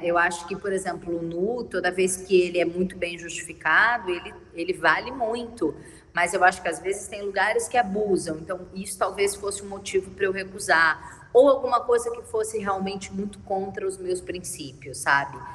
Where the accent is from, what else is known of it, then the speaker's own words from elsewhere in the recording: São Paulo, Brazil; moved away as an adult; now in Rio de Janeiro, Brazil; eu sou de São Paulo